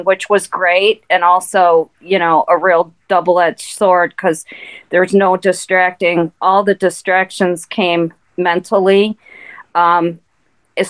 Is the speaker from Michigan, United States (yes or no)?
yes; Detroit, Michigan, United States; I grew up in Detroit. And we grew up in a very blue-collar neighborhood